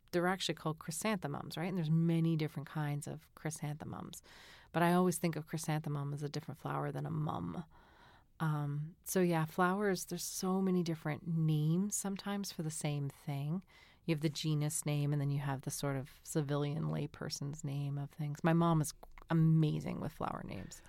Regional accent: Massachusetts, United States; growing up in Massachusetts, we lived, um, there's a big, big hill with a little pond behind our house

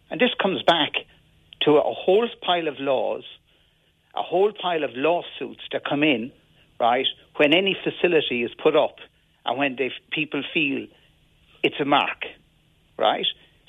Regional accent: Limerick, Munster, Ireland; And when I grew up in Limerick, the people I was friendly with came from every single area in Limerick.

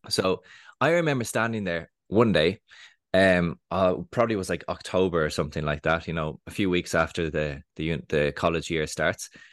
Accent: Dublin, Leinster, Ireland; I grew up in Dublin, from the age of eight years old

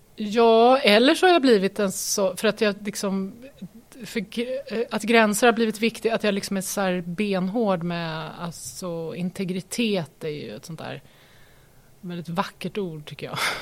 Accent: Örebro, Örebro County, Sweden; moved away as an adult; also born or lived in Lund / Stockholm / Malmö / New York; now in Nora, Sweden; jag har ju bott hela min uppväxt då i Lillån

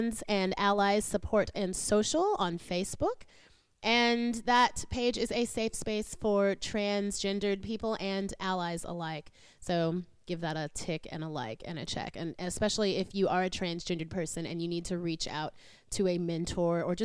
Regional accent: United States; accent: posh American; moved away; I have, I guess, what's considered a bit of a posh... American accent

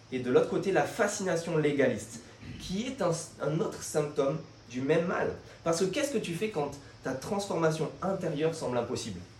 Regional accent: France; Nous, on est comme ça. On est français, on n'aime pas l'autorité.

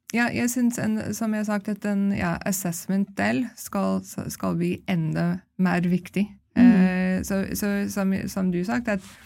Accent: Canada; also born or lived in London, England; now in Norway; jeg vokste opp i Canada

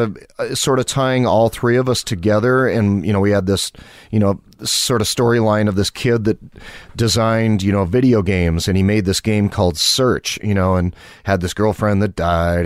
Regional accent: Malone, New York, United States; I was born and raised in a small farm town in northern New York, town called Malone

